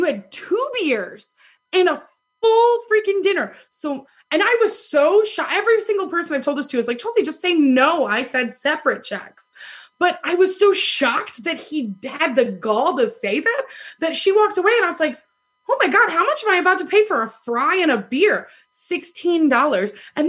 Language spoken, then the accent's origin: English; Ohio, United States; born there; Like, Stacey's always like, Ohio doesn't suck. I was born in Ohio.